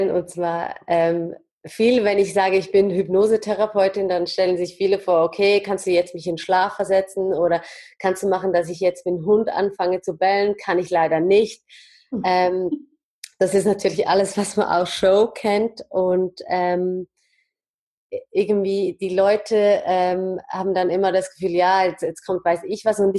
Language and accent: German; Zurich, Switzerland; und ich bin aus Zürich, hier aufgewachsen und geboren